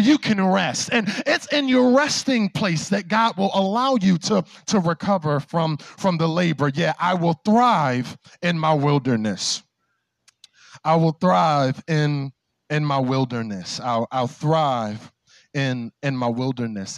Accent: Philadelphia, Pennsylvania, United States; growing up in Philly

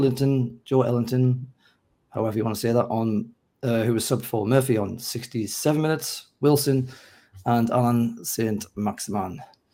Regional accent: Washington, North East England, United Kingdom; accent: mongrel; moved away; also born or lived in Gateshead; I was born in Gateshead, but I actually grew up in Washington.

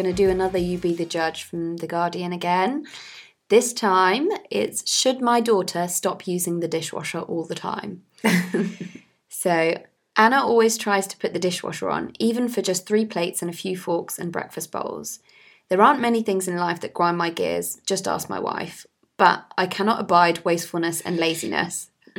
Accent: Nigeria; now in London, United Kingdom; In my day, growing up in Nigeria, we washed everything by hand. We didn't rely on machines because we didn't have them. And when I moved to London, I lived in a shared house without a dishwasher

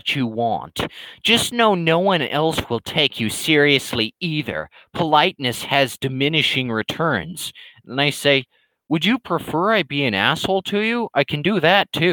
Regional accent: United States; an American

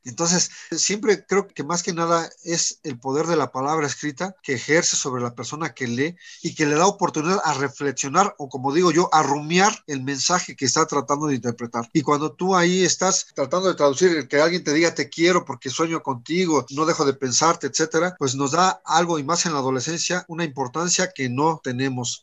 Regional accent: Mexico; En México somos mexicanos

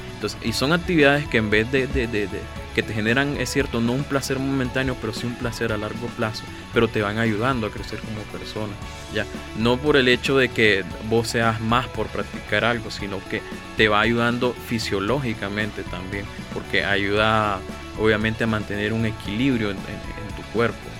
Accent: Nicaragua; como nicaragüenses y como jóvenes

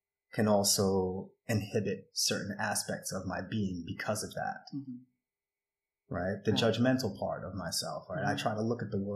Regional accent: New York, United States; I'm a New Yorker. Like I'm born yeah. and raised in New York

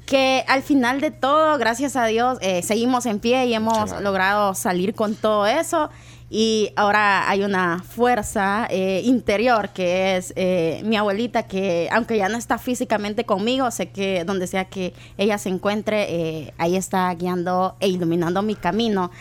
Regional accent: El Salvador; como salvadoreños

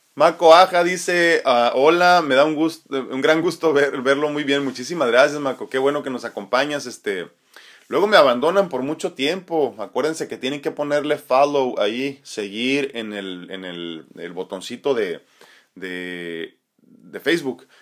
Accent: Tijuana, Baja California, Mexico; also born or lived in San Diego, California; originalmente nací en San Diego, California, pero me he criado en Tijuana y, y entre San Diego y Tijuana

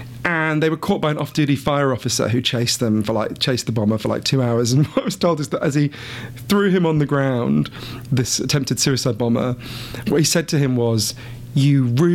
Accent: United Kingdom; the thing I'm most proud of as a British person is the British sense of humor.

